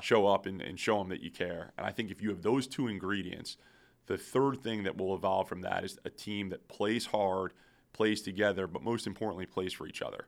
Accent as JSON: {"language": "English", "town": "Syracuse", "region": "New York", "country": "United States", "tie": "born or raised there", "moved": "yes", "lives_now": "Akron, United States", "said": "I grew up in Syracuse, New York"}